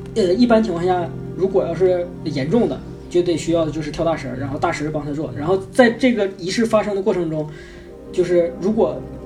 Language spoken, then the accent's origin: Chinese; Northeast China, China; accent: Northeastern (Dongbei) dialect; 我们东北话